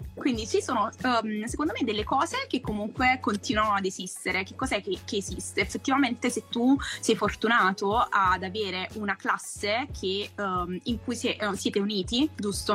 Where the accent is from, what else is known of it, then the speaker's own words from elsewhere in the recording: Naples, Campania, Italy; moved away; amici storici comunque eh, che ho conosciuto al liceo sono ancora persone che sento, che comunque con cui condivido quando torno giù a Napoli